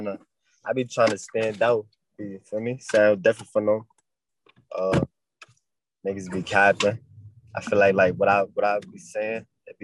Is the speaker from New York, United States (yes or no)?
yes; New York City, New York, United States; I'm an artist from Brooklyn